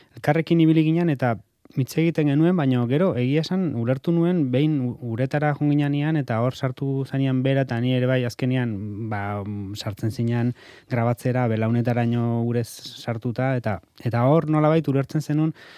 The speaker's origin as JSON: {"language": "Basque", "town": "Hernani", "region": "Basque Country", "country": "Spain", "said": "Hernanikoa izanik"}